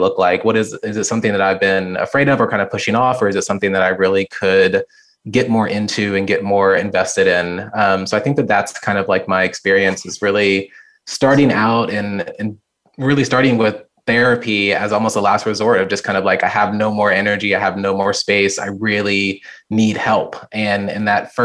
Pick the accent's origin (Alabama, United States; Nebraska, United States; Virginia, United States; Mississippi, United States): Virginia, United States; near Quantico; also born or lived in Richmond, Virginia / Vermont; now in Charlottesville, United States; I've lived in Virginia my entire life. I'd been born and raised near Quantico, Virginia, a small military town